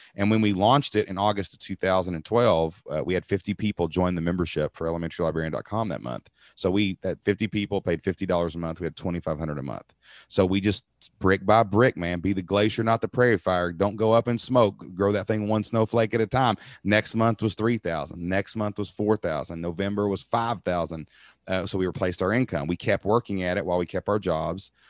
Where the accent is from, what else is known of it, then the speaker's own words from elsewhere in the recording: Kentucky, United States; I'm a dude from Kentucky